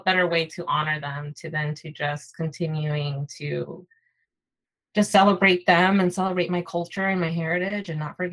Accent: Atlanta, Georgia, United States; growing up here in the States and growing up in Atlanta, far away from my family

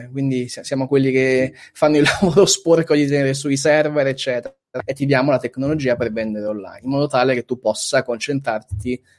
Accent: Southern Italy, Italy; accent: southern Italian, partly Milanese; moved away; il mio accento oramai è. è sono, sono, un bastardo, nel senso che giù, giù, mi, giù, mi, prendono in giro perché insomma mi sono milimesizzato. Qui mi prendono in giro perché eh, comunque resto un po' terun

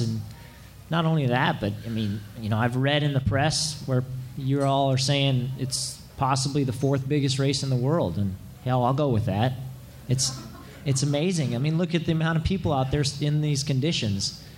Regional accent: Santa Rosa, California, United States; my hometown of Santa, Santa Rosa

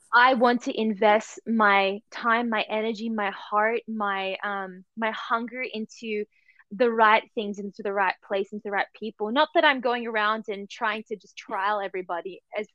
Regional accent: Sydney, New South Wales, Australia; moved away as an adult; also born or lived in United States; now in Germany; I'm originally from Sydney, Australia, and for the last four and a bit years, I have been living in Germany

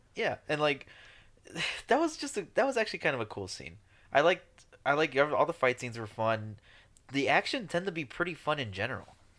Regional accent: Chicago, Illinois, United States; we're from Chicago.

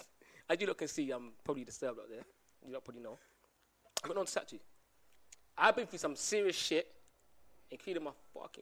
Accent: Barbados; I'm not from Jamaica. I'm from Barbados.

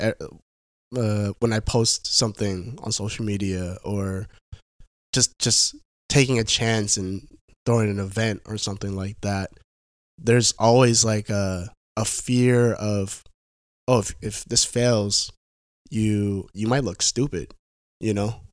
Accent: Vancouver, Washington, United States; also born or lived in San Jose, California / Portland, Oregon; I grew up, I grew up in Vancouver, Washington.

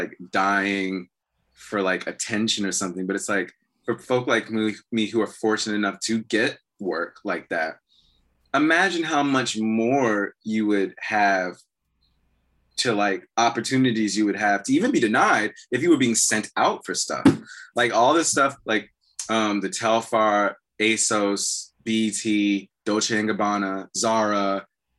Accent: Prince George's County, Maryland, United States; also born or lived in Atlanta, Georgia / Montgomery County, Maryland / Washington, D.C.; Back where I'm from in Maryland, like, well, I'm from Prince George's County, D.C., and then we moved to Atlanta for 6-7 years. But when we moved back for, like, high school, was Montgomery County.

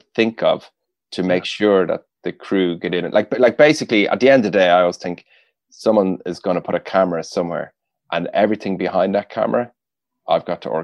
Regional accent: Rathangan, Leinster, Ireland; I'm from Kildare, from a town called Rathangan in Kildare.

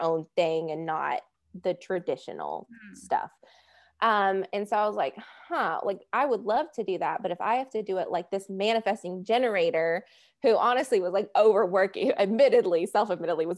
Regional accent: the South, United States; accent: Southern; I live in the States. In the South, I'm sure you can tell from my accent.

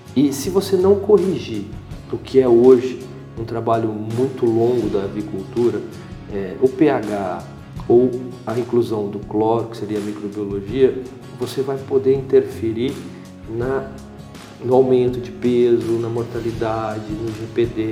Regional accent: Brazil; Como bom brasileiro

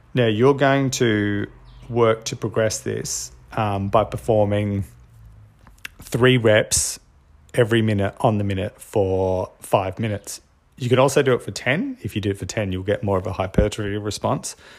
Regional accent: Australia; I'm Australian

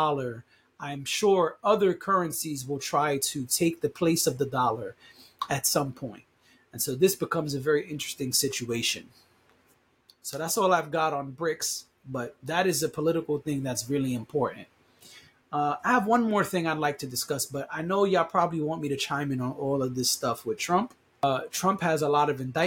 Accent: United States; As an American citizen

